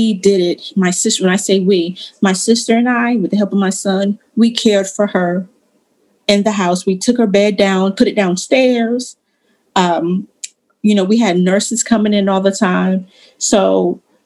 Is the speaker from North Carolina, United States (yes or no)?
yes; Eastern North Carolina, United States; moved away as an adult; now in Raleigh, United States; I'm from East North Carolina.